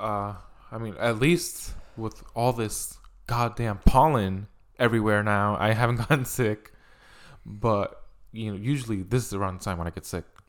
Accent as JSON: {"language": "English", "country": "Puerto Rico", "tie": "born or raised there", "moved": "yes", "said": "I grew up in Puerto Rico where I would go to the beach literally every weekend"}